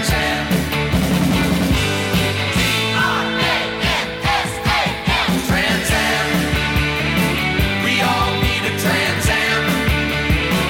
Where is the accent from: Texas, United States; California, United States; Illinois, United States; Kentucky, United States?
Kentucky, United States; Louisville; my hometown of Louisville, Kentucky